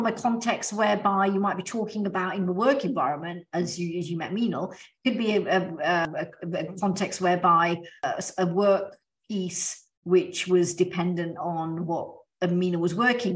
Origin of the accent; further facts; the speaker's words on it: United Kingdom; accent: British; moved away as an adult; now in Australia; my British accent